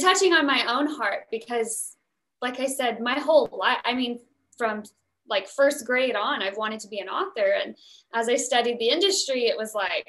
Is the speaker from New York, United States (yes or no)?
no; the South, Oklahoma, United States; I'm from the South, a lot of oil rigs from Oklahoma